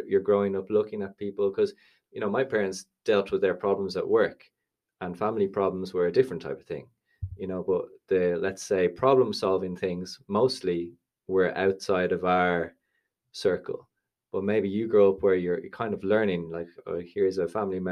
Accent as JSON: {"language": "English", "country": "Ireland", "also_born_or_lived": "Spain", "said": "As an Irish person"}